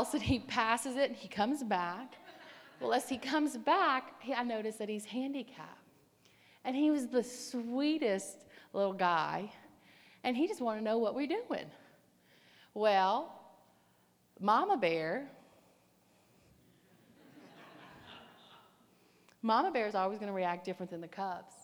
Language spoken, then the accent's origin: English; the South, United States; I'm from the South, and we do a whole lot of pickling around there